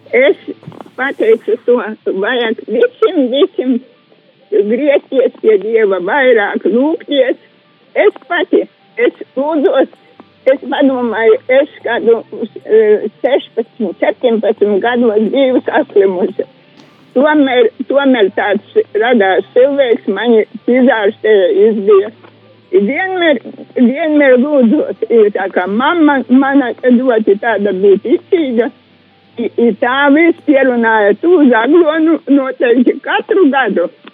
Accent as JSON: {"language": "Latvian", "area": "Saules kalns", "region": "Krāslava Municipality", "country": "Latvia", "said": "Es no Saulis kalna tur biju kalnos un dzīvoju."}